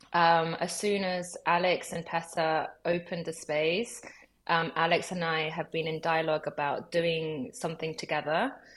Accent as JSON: {"language": "English", "region": "London", "country": "United Kingdom", "tie": "born or raised there", "also_born_or_lived": "Lima, Peru / Los Angeles, United States", "said": "I grew up in LA from when I was three months old until I was eight. And then I moved to London when I was eight. Um, I would say that London is my home"}